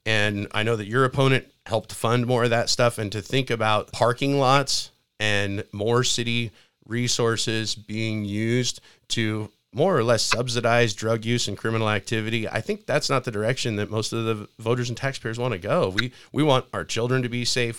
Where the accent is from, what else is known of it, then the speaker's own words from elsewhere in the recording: Spokane, Washington, United States; I was born in Spokane